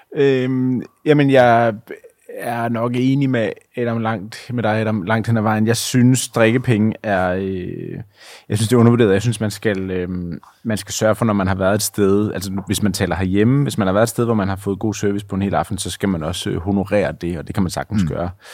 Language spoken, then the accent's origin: Danish; Denmark; som dansker